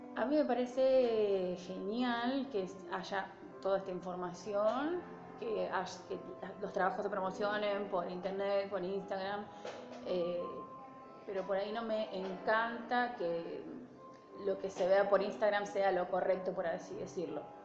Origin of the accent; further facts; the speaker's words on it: San Pedro, Buenos Aires Province, Argentina; moved away as an adult; now in Rosario, Argentina; soy de San Pedro, provincia de Buenos Aires